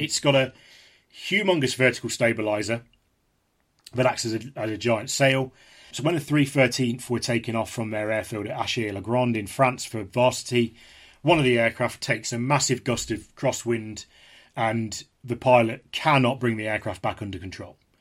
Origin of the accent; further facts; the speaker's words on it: Leicestershire, East Midlands, United Kingdom; also born or lived in Derby; I was born in Derby, but I was, from, from, from the age of eight, I was raised in Le-, in Leicestershire